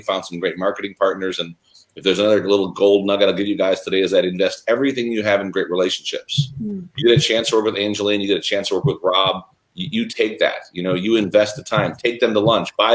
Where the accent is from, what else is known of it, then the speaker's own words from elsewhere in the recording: Chicago, Illinois, United States; I was born and raised in Chicago